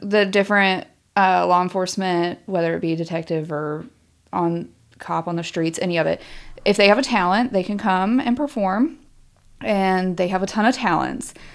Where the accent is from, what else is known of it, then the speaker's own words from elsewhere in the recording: Shenandoah Valley, Virginia, United States; moved away; I am from Virginia